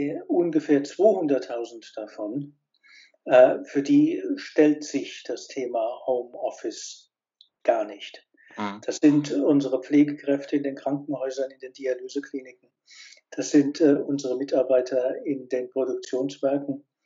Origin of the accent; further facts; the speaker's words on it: Worms, Rhineland-Palatinate, Germany; ich bin in Worms äh, aufgewachsen, zur Schule gegangen